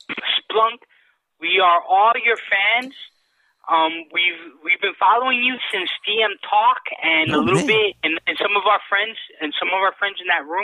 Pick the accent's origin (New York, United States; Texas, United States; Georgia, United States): New York, United States; New York City; I'm the guy from the Bronx